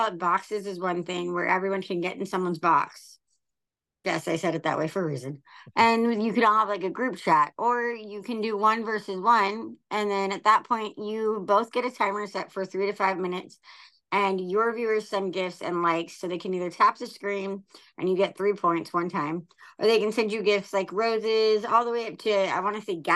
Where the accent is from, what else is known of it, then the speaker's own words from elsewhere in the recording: Oceanside, California, United States; also born or lived in Vista, California; I grew up in Oceanside, so I grew up like right in between Orange County and San Diego